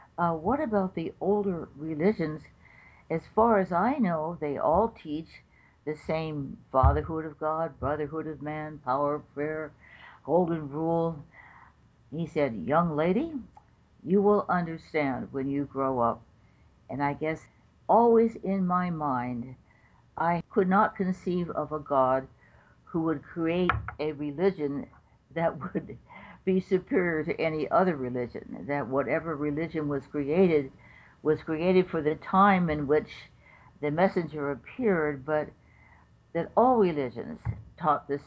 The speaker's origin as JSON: {"language": "English", "town": "Los Angeles", "region": "California", "country": "United States", "tie": "born or raised there", "also_born_or_lived": "Palos Verdes", "said": "I grew up in Los Angeles. I was born in a place called, well, it was Palos Verdes, but we moved to Los Angeles when I was"}